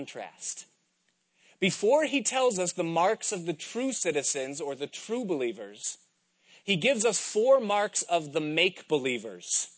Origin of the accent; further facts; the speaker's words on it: United States; they always knew that I was an American